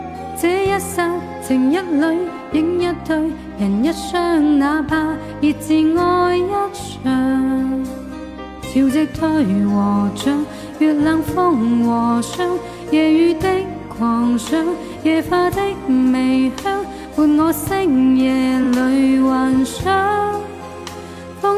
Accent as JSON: {"language": "Chinese", "region": "Guangdong", "country": "China", "said": "我我广我广东人呢。"}